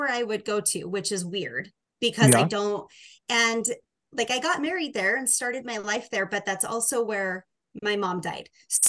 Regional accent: Oregon, United States; moved away as an adult; also born or lived in Arizona; I grew up in Oregon.

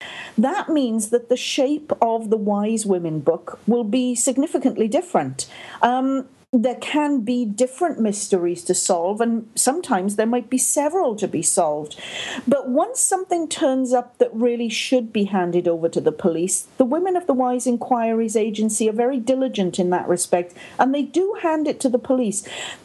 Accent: Wales, United Kingdom; accent: Welsh-Canadian; now in Canada; That's absolutely right. This is a Welsh-Canadian accent. Sometimes it's a little bit more Welsh, and other times it's a little bit more Canadian.

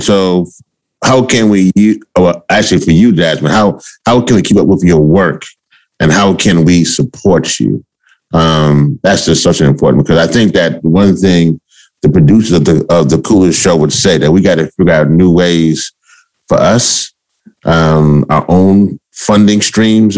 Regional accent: Louisiana, United States; I'm also from Louisiana

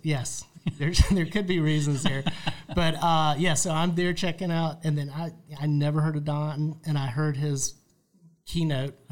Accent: Charlotte, North Carolina, United States; moved away as an adult; also born or lived in Raleigh, North Carolina / Cary, North Carolina / Gwinnett County, Georgia; now in Georgia, United States; I'm a North Carolina guy, born yeah. and raised in Charlotte

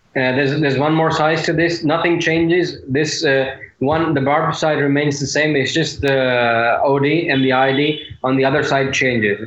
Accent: India; being an Indian

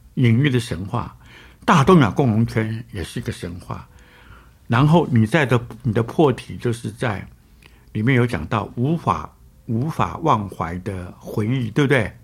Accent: Taiwan; 我们台湾人都在看呐

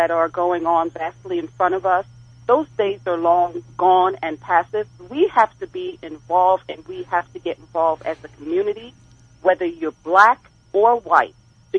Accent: Jamaica; born there; I was born in Jamaica, so to be able to be dealing with a racial issue, it affects all of us.

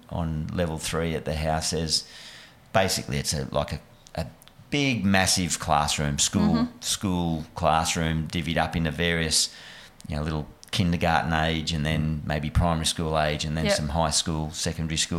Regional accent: New South Wales, Australia; moved away as an adult; also born or lived in Bellingen / Junee / Deniliquin / Lismore; now in Western Australia, Australia; I was born in Bellingen up in the sort of Northern Tablelands, then went to down south of New South Wales, Junee, Deniliquin

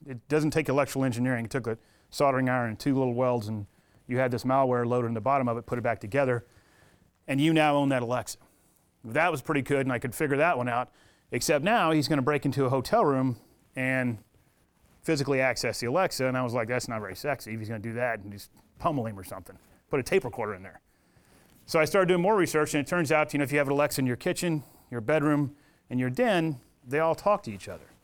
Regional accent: United States; I'm a retired military from America

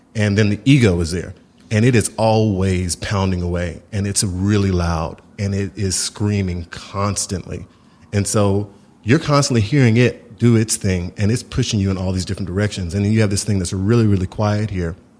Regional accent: Houston, Texas, United States; My family were from Houston, Texas

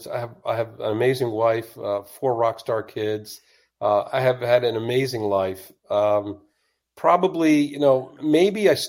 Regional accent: Washington, District of Columbia, United States; I grew up in the Washington, D.C. area

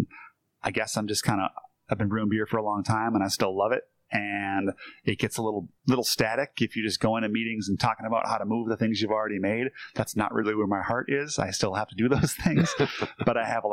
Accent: Green Bay, Wisconsin, United States; I grew up in Green Bay, so it's kind of in the blood

